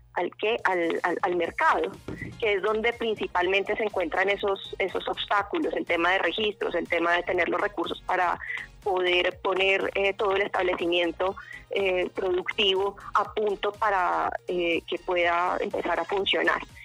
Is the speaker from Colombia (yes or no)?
yes; Bogotá, Colombia; now in Sopó, Colombia; yo soy bogotana de nacimiento